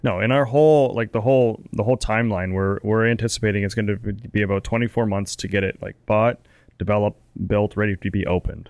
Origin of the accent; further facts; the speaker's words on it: Canada; as a Canadian